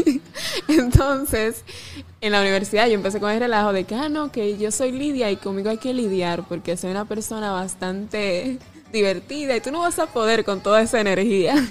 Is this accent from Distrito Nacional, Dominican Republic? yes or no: no; Salcedo, Hermanas Mirabal, Dominican Republic; aquí en mi provincia, aquí en donde nací en Salcedo